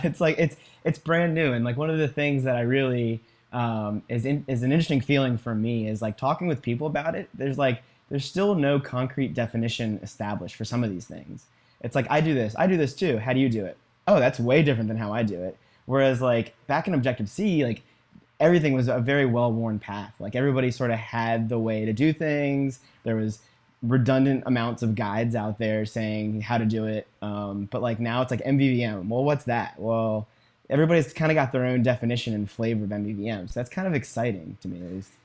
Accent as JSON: {"language": "English", "region": "Virginia", "country": "United States", "tie": "born or raised there", "said": "I was born and raised in Virginia"}